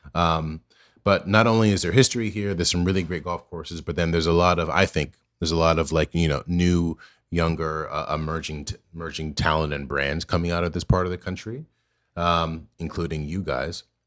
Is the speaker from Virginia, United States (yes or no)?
yes; Virginia, United States; I grew up in Virginia